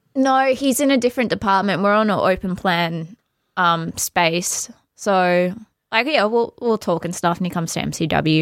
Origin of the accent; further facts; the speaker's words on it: Australia; we're very Australian